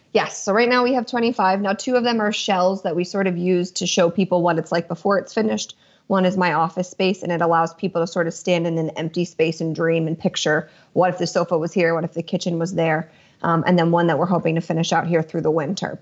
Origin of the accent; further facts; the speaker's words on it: Lancaster County, Pennsylvania, United States; I'm from the East Coast, born and raised in Lancaster County, Pennsylvania